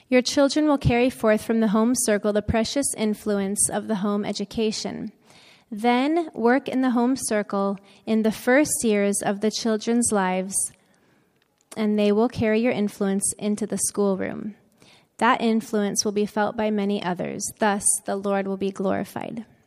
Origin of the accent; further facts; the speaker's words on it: Florida, United States; moved away as an adult; also born or lived in Tennessee / Loma Linda, California / Saipan; I grew up in Florida